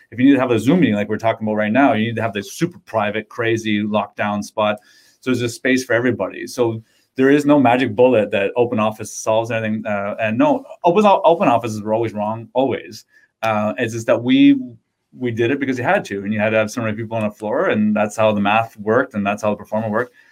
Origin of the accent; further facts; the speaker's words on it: Windsor, Ontario, Canada; I'm from Windsor